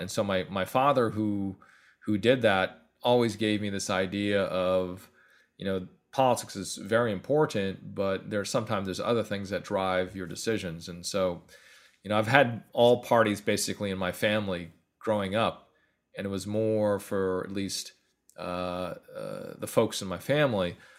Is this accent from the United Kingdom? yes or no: no; Northern California, United States; also born or lived in Atlanta; now in New York, United States; I'm from Calif-, Northern California